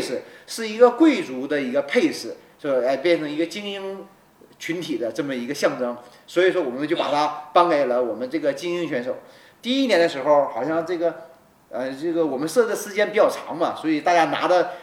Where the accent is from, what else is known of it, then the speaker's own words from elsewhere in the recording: Benxi, Liaoning, China; 他是我家乡嘛，我是本溪人